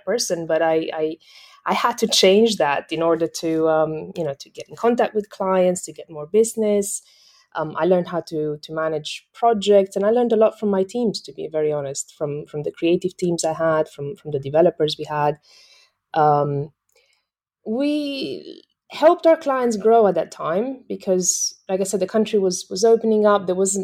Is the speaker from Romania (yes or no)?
yes; western Romania, Romania; moved away as an adult; also born or lived in Myanmar / Thailand / United Kingdom; now in Singapore; I'm originally from Romania, the west side of Romania